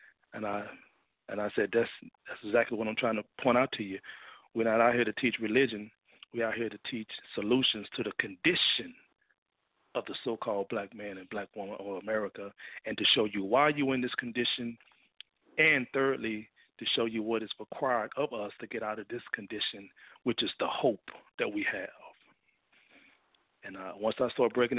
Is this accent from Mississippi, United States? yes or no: yes; Mississippi, United States; now in Fort Worth, United States; I'm originally from Mississippi